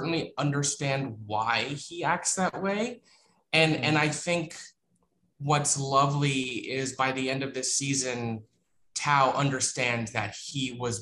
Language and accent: English; South Florida, United States; moved away; I grew up in South Florida